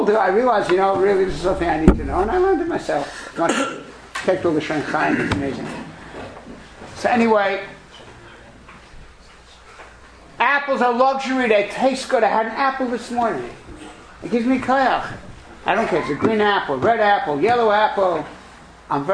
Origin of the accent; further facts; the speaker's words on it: New York City, New York, United States; I'm from Brooklyn